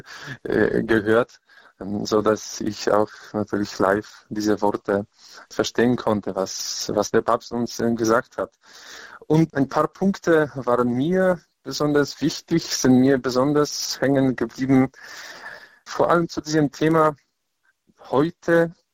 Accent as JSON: {"language": "German", "region": "Lesser Poland", "country": "Poland", "said": "in Krakau. Es war für mich ganz wichtig, in meiner Heimat und auch in der Stadt, wo ich meine theologische Ausbildung gemacht habe."}